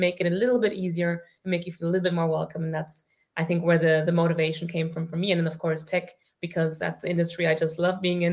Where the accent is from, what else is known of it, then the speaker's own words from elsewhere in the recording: Germany; also born or lived in Ireland; I grew up in Germany